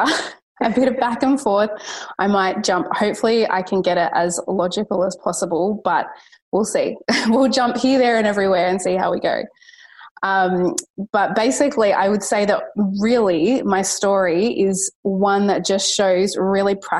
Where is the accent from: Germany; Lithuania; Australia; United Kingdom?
Australia; Sydney, New South Wales; I am from Sydney out west. I live around Penrith area